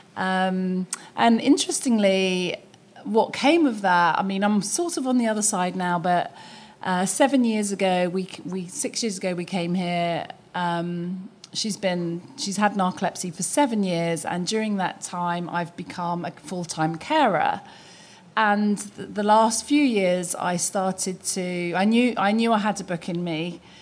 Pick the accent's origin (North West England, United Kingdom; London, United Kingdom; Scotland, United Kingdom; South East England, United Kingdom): London, United Kingdom; moved away as an adult; I'm from London. I was born and raised in London